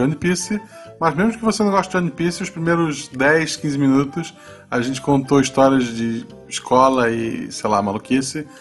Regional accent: Florianópolis, Santa Catarina, Brazil; moved away; eu nasci em Floripa, eu só escolhi o interior

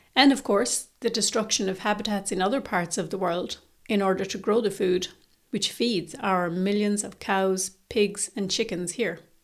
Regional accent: Ireland; Irish vegans

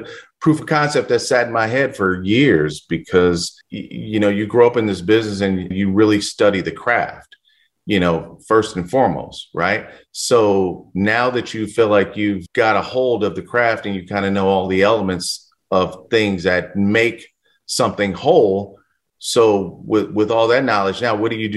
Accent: Los Angeles, California, United States; I grew up in South Central Los Angeles

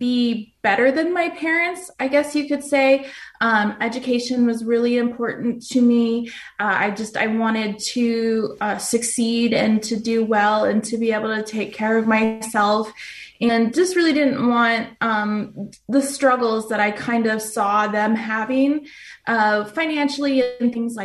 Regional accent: Phoenix, Arizona, United States; I was born and raised here in Phoenix, Arizona.

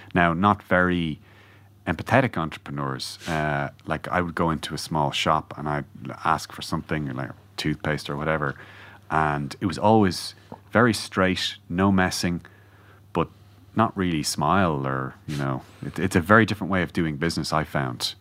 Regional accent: Ireland; as Irish people

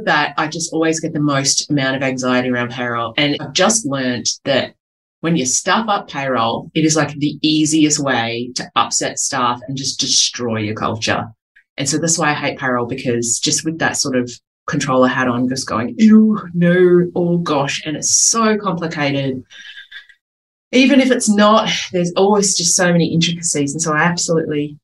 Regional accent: Adelaide, South Australia, Australia; I am from Adelaide

